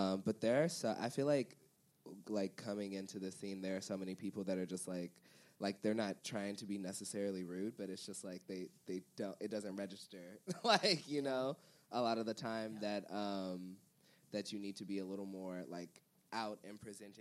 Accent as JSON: {"language": "English", "town": "Houston", "region": "Texas", "country": "United States", "moved": "yes", "lives_now": "Chicago, United States", "said": "I'm from Houston, and so I'll go back and do drag there a lot of the times"}